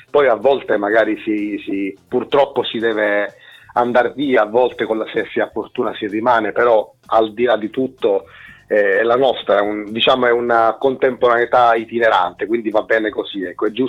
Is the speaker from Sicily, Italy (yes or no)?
yes; Sicily, Italy; now in Milan, Italy; io sono siciliano, ma eh, diciamo che da un po'